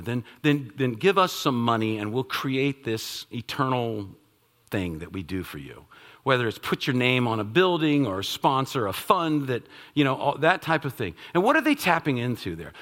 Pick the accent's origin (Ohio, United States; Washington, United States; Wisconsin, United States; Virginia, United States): Virginia, United States; Northern; I'm from the Northern Virginia area